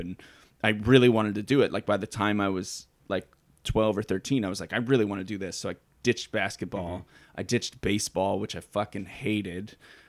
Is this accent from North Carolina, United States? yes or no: no; Cleveland, Ohio, United States; moved away; I am from Cleveland.